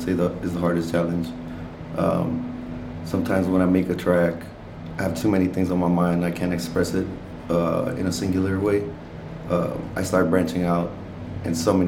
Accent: Rio Bravo, Texas, United States; first language Spanish; English is a second language; now in Austin, United States; It's a small little town on the outskirts of Laredo called Rio Bravo. It's a little small border town, but it's so small people don't really know about it. So I just say I'm from Laredo

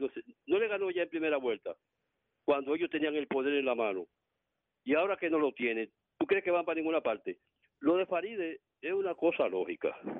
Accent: Santo Domingo, Distrito Nacional, Dominican Republic; soy de Villa Francisca

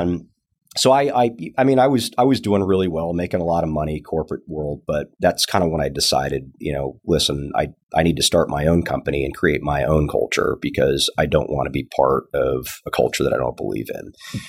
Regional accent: Tucson, Arizona, United States; also born or lived in California; now in Texas, United States; I'm actually originally from Arizona, Tucson

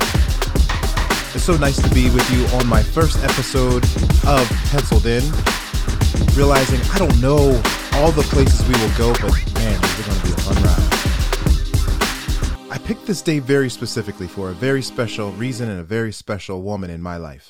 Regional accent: West Chester, Pennsylvania, United States; born or raised there

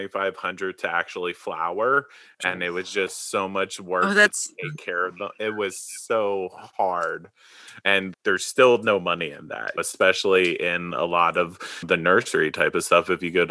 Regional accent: Maple Shade, New Jersey, United States; moved away as an adult; now in Oregon, United States; I'm from right outside of Philadelphia. I grew up in Maple Shade, which is between Camden and Cherry Hill.

